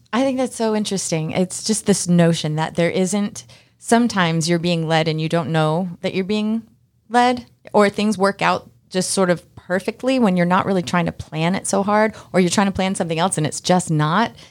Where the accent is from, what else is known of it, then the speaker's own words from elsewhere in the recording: Massachusetts, United States; now in Georgia, United States; I'm from Massachusetts, too